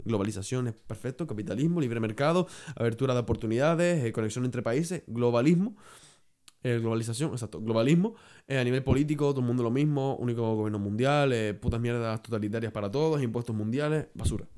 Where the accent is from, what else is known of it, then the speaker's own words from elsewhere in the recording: Canary Islands, Spain; yo soy canario